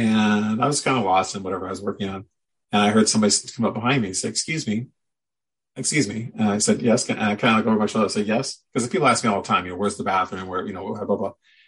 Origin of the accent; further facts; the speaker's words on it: St. Louis, Missouri, United States; moved away as an adult; also born or lived in Portland, Oregon; now in Oregon, United States; growing up in St. Louis.